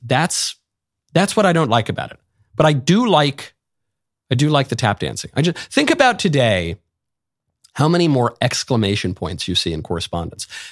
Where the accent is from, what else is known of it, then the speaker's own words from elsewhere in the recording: New York, United States; I grew up in New York